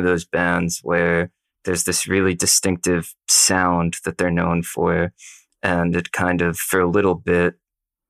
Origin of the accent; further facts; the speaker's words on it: United States; as an American listener born decades later